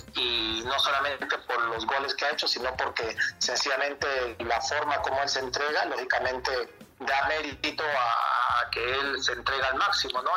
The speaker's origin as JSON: {"language": "Spanish", "country": "Mexico", "also_born_or_lived": "Peru", "moved": "as an adult"}